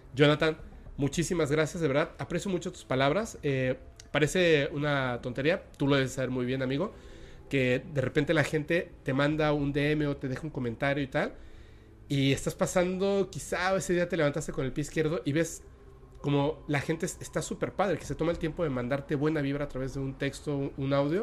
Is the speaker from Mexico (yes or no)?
yes; Mexico; also born or lived in Mérida, Yucatán; yo soy mexicano y de hecho estamos en una parte como ni siquiera en la parte central de México